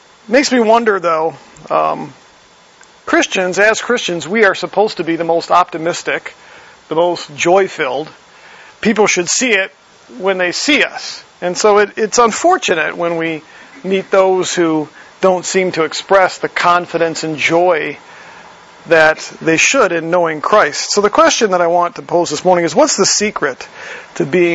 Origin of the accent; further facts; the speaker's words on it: Wisconsin, United States; I grew up in Wisconsin.